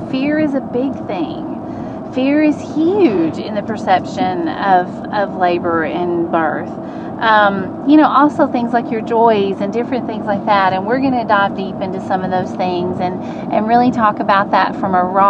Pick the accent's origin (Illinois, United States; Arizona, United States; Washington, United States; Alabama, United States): Alabama, United States; And, you know, I'm from Alabama and blah, blah, blah.